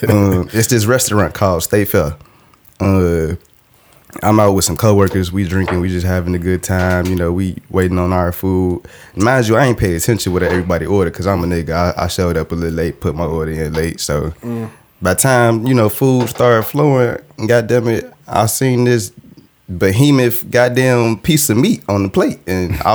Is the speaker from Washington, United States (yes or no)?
no; Chicago, Illinois, United States; I'm from Chicago